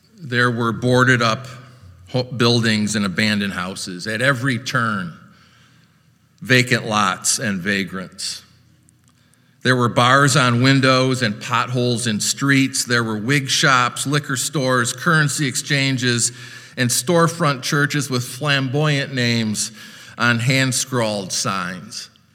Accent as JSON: {"language": "English", "town": "Orange City", "region": "Iowa", "country": "United States", "also_born_or_lived": "Chicago", "moved": "as an adult", "said": "I was a greenhorn from Iowa"}